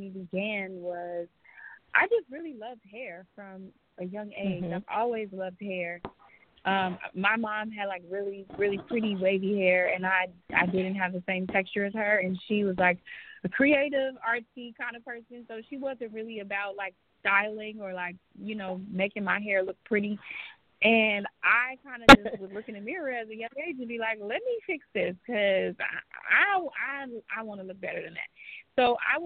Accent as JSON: {"language": "English", "town": "Chicago", "region": "Illinois", "country": "United States", "tie": "born or raised there", "moved": "as an adult", "lives_now": "Los Angeles, United States", "said": "But I'm from Chicago originally, born and raised, and I decided to move to L.A. after about 4 years being in the hair industry"}